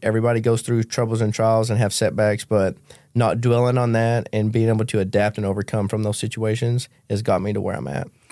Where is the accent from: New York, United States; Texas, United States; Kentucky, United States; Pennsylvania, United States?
Kentucky, United States; moved away; I grew up in Macquarie County, Kentucky, dirt poor